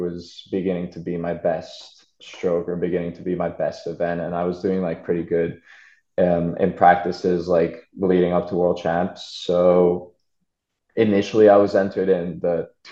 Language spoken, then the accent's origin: English; Budapest, Hungary; moved away as an adult; now in Tempe, United States; I was born like right outside of Budapest, but I've lived there most of my life